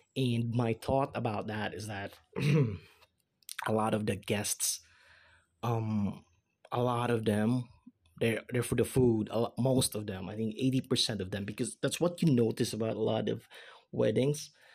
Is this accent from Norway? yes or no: no; Philippines; English is a second language; I'm a Filipino, I'm the Philippines